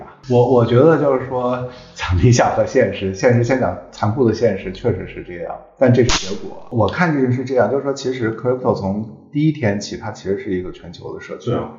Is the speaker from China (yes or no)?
yes; China; 比如说我们中国人